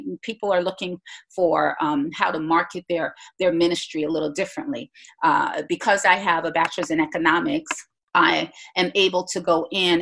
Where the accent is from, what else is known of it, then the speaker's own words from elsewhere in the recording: Jamaica; also born or lived in Bahamas; I was born in the Bahamas, grew up in Jamaica, know nothing about the Bahamas, but I'm so glad to, to say that I hail from Jamaica, have Jamaican parents.